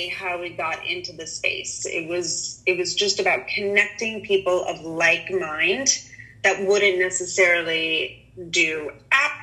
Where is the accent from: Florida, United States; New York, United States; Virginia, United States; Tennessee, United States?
New York, United States; New York City; now in California, United States; I'm originally from New York City and now reside in California